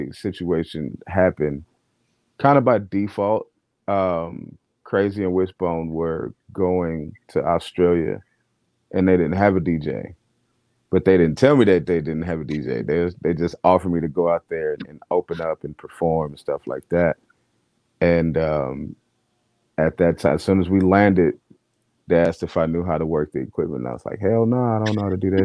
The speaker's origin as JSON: {"language": "English", "town": "Los Angeles", "region": "California", "country": "United States", "tie": "born or raised there", "said": "I grew up in Los Angeles, California, Watts District"}